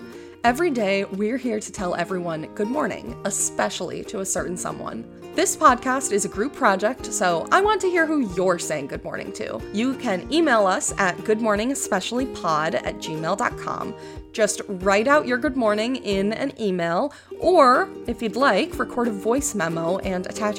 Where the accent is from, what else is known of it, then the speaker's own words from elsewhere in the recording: New York, United States; moved away as an adult; also born or lived in Colorado; I'm from New York. No, not the city, although I did live there for a couple of years, and I have been living in Colorado for the last 4 years.